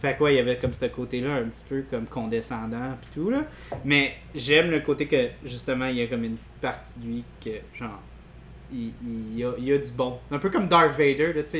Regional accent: Quebec, Canada; en tant que Québécois

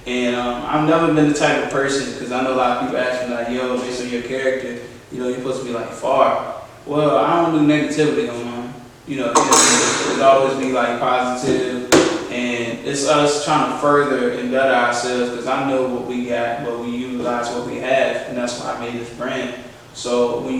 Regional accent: West Virginia, United States; moved away; also born or lived in Petersburg, Virginia / 804 area code (Richmond area), Virginia; I'm from the 804. I was born in Petersburg, but I grew up in West Virginia.

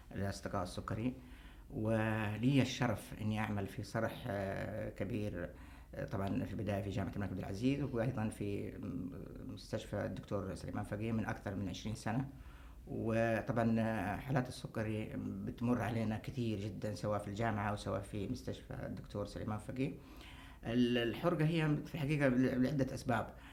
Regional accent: Saudi Arabia; عندنا في السعودية

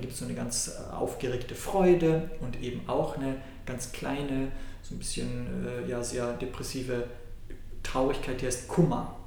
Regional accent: Austria; In meiner Heimat, Österreich

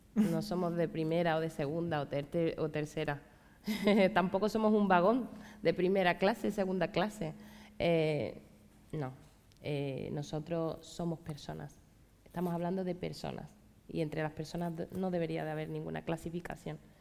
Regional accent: Ceuta, Spain; pues de Ceuta, de Ceuta

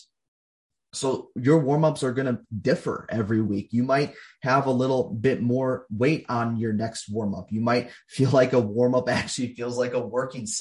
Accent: Minnesota, United States; I coach people here in my home state of Minnesota

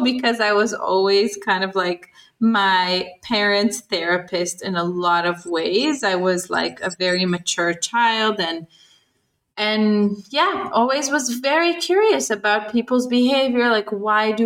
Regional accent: Israel; I was growing up in Israel

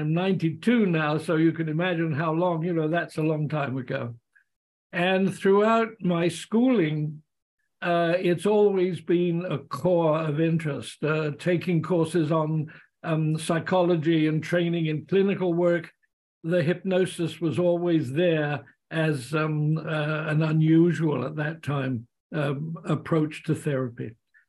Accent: England, United Kingdom; moved away as an adult; now in Canada; in 52, I came over from England and settled in Canada.

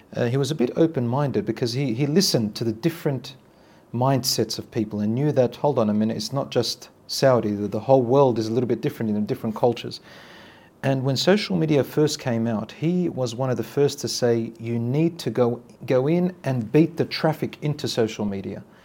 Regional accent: Australia; I was raised in Australia, in the West.

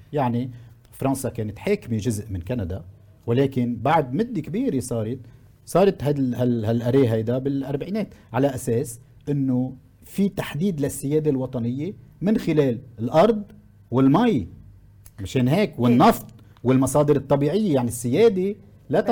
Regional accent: Lebanon; عندنا بلبنان

